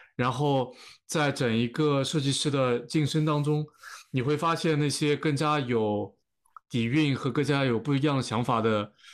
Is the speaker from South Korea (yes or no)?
no; China; moved away; 当时我那届也就我一个中国人